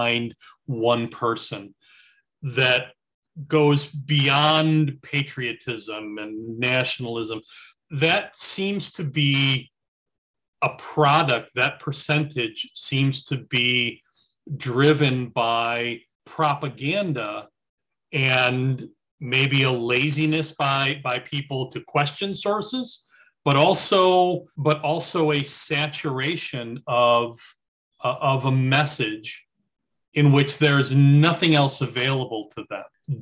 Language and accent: English; United States; as an American